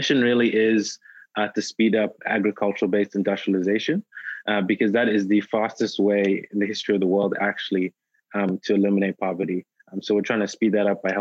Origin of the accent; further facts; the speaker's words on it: South Africa; moved away as an adult; also born or lived in Durham, North Carolina, United States; now in Nigeria; I was born in Nigeria, grew up in South Africa.